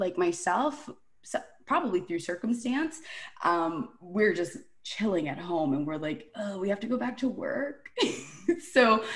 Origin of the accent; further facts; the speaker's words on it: Toronto, Ontario, Canada; born and raised in Toronto